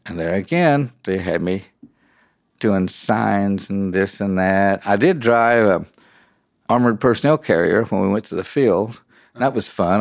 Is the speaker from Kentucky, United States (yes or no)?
yes; near Fort Knox, Kentucky, United States; I'm from Kentucky and I grew up just about forty-five, fifty miles south of Fort Knox.